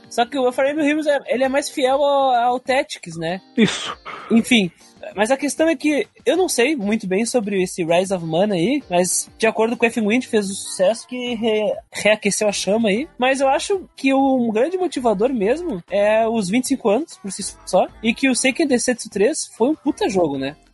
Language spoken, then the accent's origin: Portuguese; Brazil